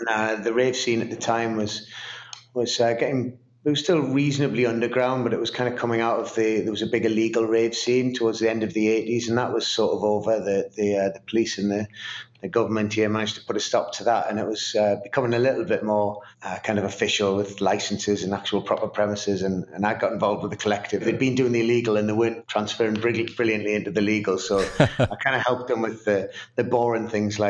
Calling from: Newcastle upon Tyne, North East England, United Kingdom; I am in Newcastle upon Tyne in the northeast of England.

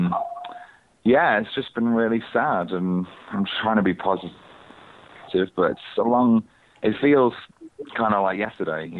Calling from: London, United Kingdom

